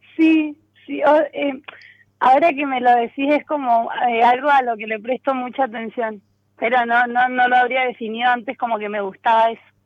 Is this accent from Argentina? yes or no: yes; San Rafael, Mendoza, Argentina; now in San Luis, Argentina; en realidad es San Rafael, bueno, ahí viví mucho tiempo y hace unos años estoy viviendo acá en San Luis